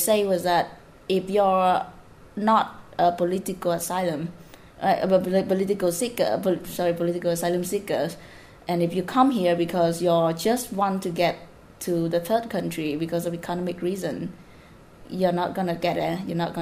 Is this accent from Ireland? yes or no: no; Southern Vietnam, Vietnam; I'm from the South